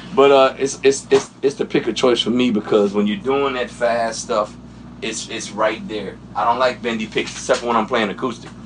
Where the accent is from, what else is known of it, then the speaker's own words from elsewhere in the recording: Washington, District of Columbia, United States; moved away; also born or lived in Minneapolis; I grew up in Washington D.C.